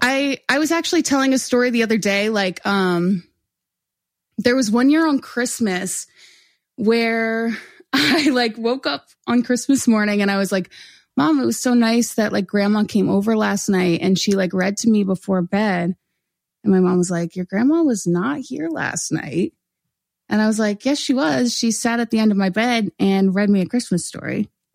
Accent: Oreland, Pennsylvania, United States; born or raised there

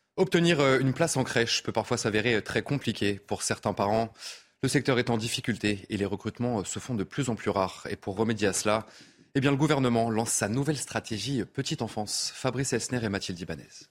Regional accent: France; chez nous en France

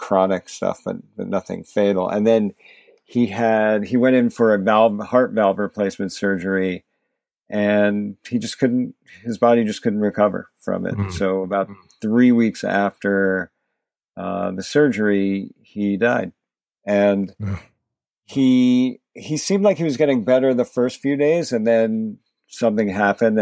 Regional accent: New Jersey, United States; also born or lived in New York; now in New York City, United States; I'm a New Yorker. Was born in New York. Grew up in New Jersey

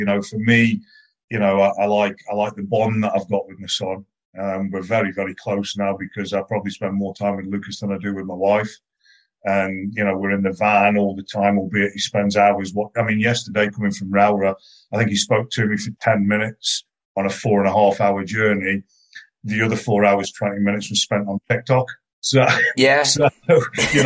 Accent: Stoke-on-Trent, West Midlands, United Kingdom; moved away; also born or lived in Scotland; I'm from Stoke and moved up to Scotland

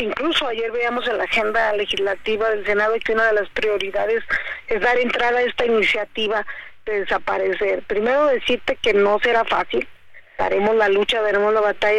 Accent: Mexico; como mexicanos

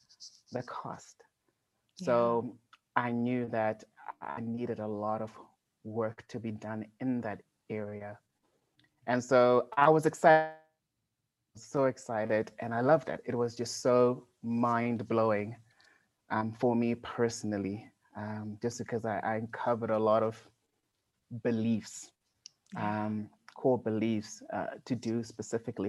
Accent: Gwanda, Matabeleland South, Zimbabwe; moved away as an adult; also born or lived in South Africa; I was born in Zimbabwe in Africa in a small little town called Gwanda. I lived there all my life.

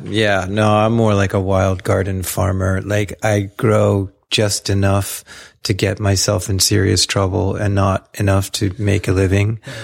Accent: South Central Pennsylvania, United States; I grew up in Pennsylvania, a very suburban existence, but suburbia then, you know, was being carved out of the forests and the old farms there in South Central Pennsylvania.

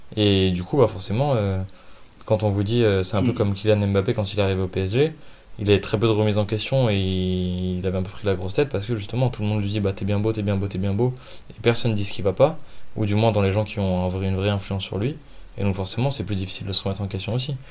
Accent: Lyon, Auvergne-Rhône-Alpes, France; en tant que lyonnais j'ai un peu baigné dedans forcément par la culture de la ville

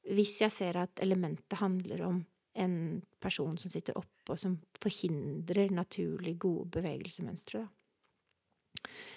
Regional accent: Oslo, Norway; Jeg er fra Oslo, fra Kjelsås

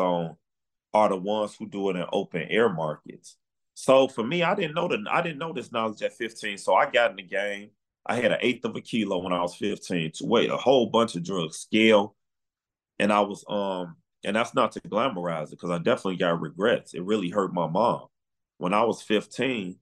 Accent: Chicago, Illinois, United States; I'm from Chicago, born and raised

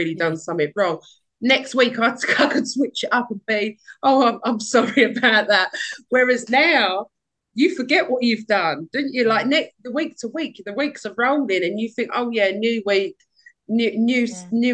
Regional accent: Hornchurch, London, United Kingdom; So I grew up in Hornchurch. I'm still in Hornchurch now.

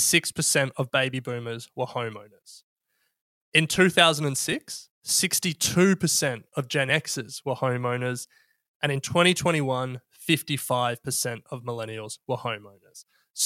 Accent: Australia

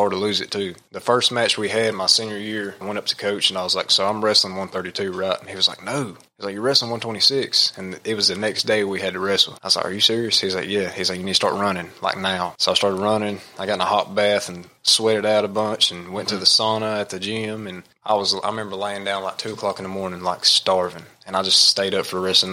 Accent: United States; I am from Rutherford County.

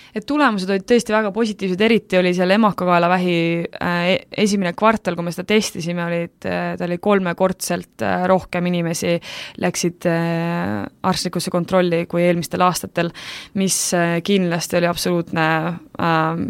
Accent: Estonia

